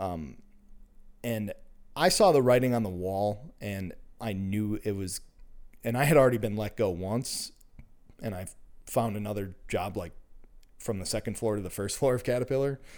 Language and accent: English; Minnesota, United States; I'm, uh, born and raised in Minnesota